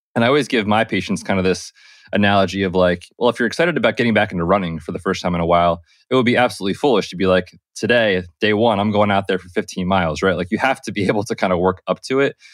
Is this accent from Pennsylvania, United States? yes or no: yes; Pennsylvania, United States; moved away; I am from Pennsylvania originally.